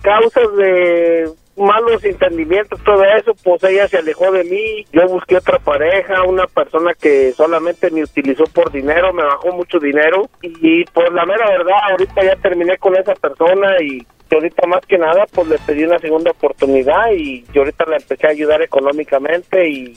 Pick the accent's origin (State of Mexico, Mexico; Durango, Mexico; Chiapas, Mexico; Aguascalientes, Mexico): Aguascalientes, Mexico; de donde yo vengo de Aguascalientes